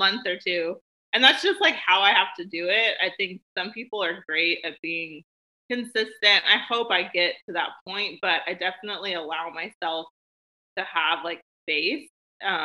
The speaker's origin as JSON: {"language": "English", "town": "Nashville", "region": "Tennessee", "country": "United States", "tie": "born or raised there", "also_born_or_lived": "Memphis, Tennessee / San Diego / Portland, Oregon / St. Petersburg, Florida", "said": "I was born in Memphis, Tennessee, but I have mainly lived in Nashville my whole life, except for a few, you know, short periods"}